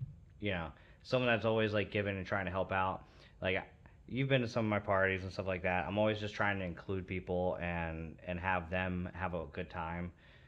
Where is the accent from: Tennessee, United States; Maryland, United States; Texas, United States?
Maryland, United States; I'm from Maryland. I know how to drive.